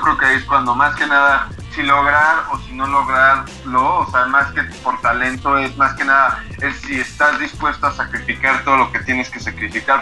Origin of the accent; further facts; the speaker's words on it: Mexico; nosotros como artistas mexicanos